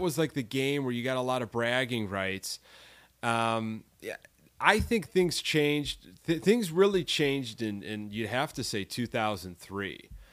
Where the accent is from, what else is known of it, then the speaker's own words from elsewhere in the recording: Orland Park, Illinois, United States; I grew up in the South Burbs, like in the Orland Park area